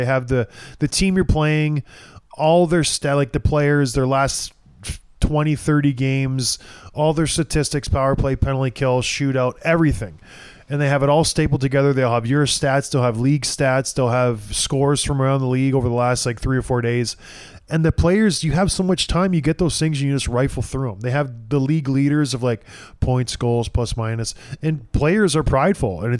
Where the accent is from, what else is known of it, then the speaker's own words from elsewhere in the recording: St. Catharines, Ontario, Canada; growing up in St. Catharines